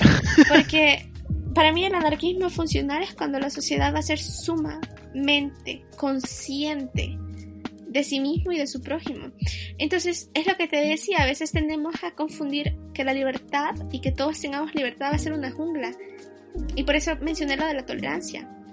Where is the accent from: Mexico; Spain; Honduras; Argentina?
Honduras; somos de Honduras